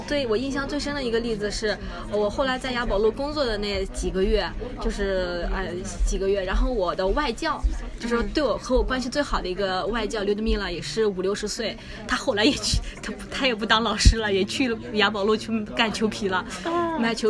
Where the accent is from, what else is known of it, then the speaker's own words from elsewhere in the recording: China; 对我们中国人来说，清华是感觉是一个最高学府嘛。